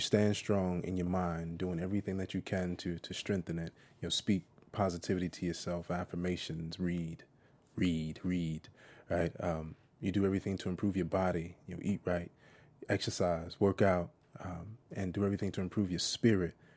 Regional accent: Jersey City, New Jersey, United States; moved away; Because I'm from Jersey City

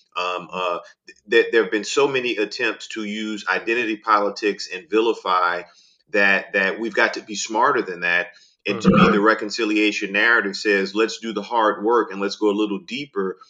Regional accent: New Orleans, Louisiana, United States; I grew up in New Orleans

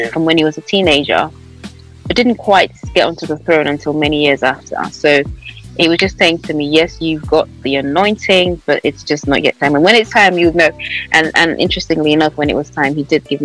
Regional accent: Nigeria; now in London, United Kingdom; I live in London. I'm Nigerian.

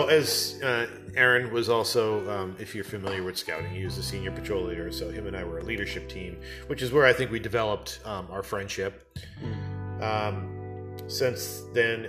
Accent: United States; I'm an American

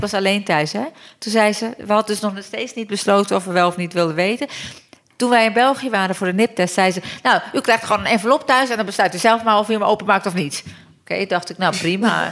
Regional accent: Turkey; also born or lived in London, United Kingdom; now in Netherlands; ik kom uit Turkije

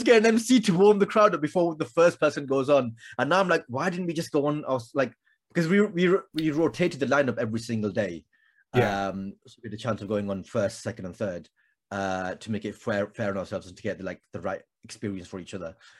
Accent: Blackburn, North West England, United Kingdom; Growing up in Blackburn in the 90s, Blackburn, England, in the 90s

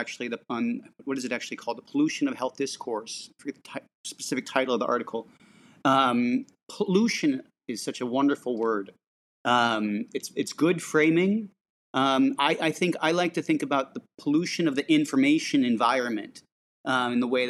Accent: San Francisco, California, United States; I grew up in San Francisco

